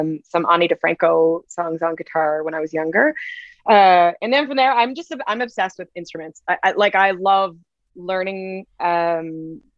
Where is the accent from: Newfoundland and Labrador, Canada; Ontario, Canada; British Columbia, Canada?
British Columbia, Canada; Nanaimo; I'm from Nanaimo